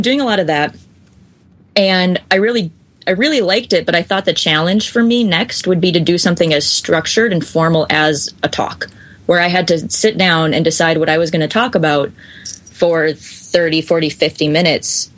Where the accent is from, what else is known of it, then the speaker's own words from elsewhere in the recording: Chicago, Illinois, United States; now in Minneapolis, United States; I'm actually from Chicago originally